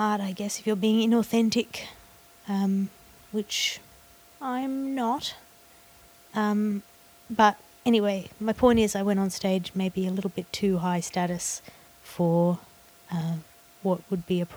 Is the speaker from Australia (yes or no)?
yes; Australia; in Australia my accent sounds a bit prissy